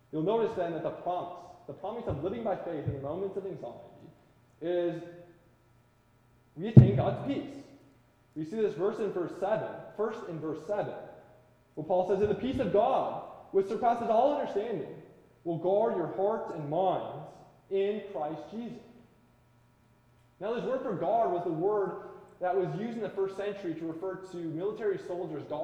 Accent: Midwest, United States; now in Washington, United States; growing up in the Midwest

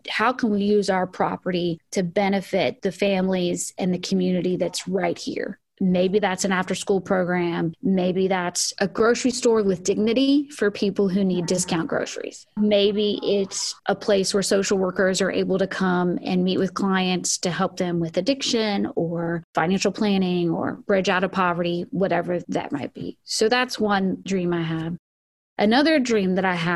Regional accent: the South, United States; growing up in the South

